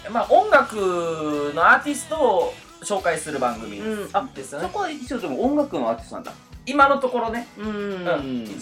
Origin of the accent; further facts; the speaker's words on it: Kumamoto, Japan; born or raised there; now in Osaka, Japan